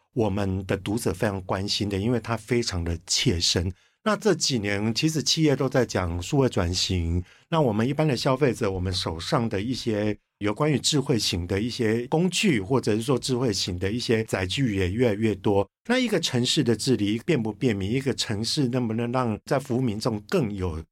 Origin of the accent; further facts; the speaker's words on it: Kaohsiung, Taiwan; 我是高雄人